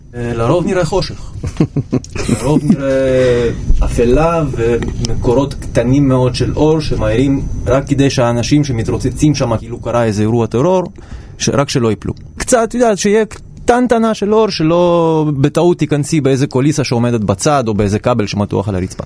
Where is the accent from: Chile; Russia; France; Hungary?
Russia; Saint Petersburg; now in Israel; גדלתי קצת באוניברסיטה קטנה כזאת ב- בעיר לנינגרד בתקופתו, שאימא שלי הייתה מלמדת שמה, ואני בתור ילד הייתי מתרוצץ